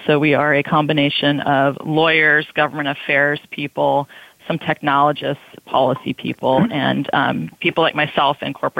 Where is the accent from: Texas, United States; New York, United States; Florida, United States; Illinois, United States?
Texas, United States; now in Seattle, United States; I'm from Texas, not Lubbock